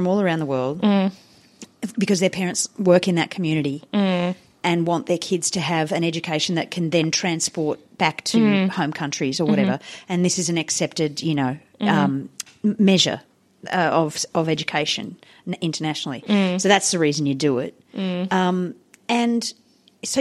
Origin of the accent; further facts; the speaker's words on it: Hyderabad, Telangana, India; now in Australia; when I was growing up in India